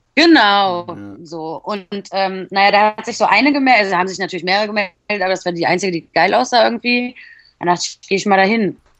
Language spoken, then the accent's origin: German; Poland; ich Polin bin